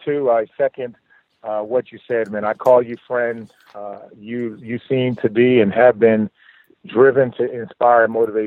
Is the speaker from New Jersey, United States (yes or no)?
yes; Camden, New Jersey, United States; growing up in Camden, New Jersey. I grew up one of five kids. My mom, you know, we lived in very humble beginnings.